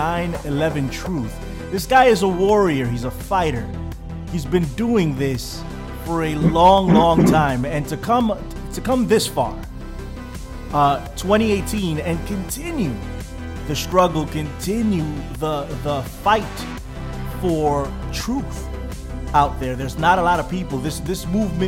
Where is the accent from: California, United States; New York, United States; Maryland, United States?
New York, United States; New York City; I am from New York City